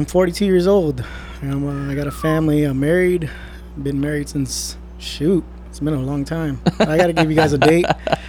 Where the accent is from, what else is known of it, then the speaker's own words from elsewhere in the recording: Ontario, Canada; I grew up in Ontario.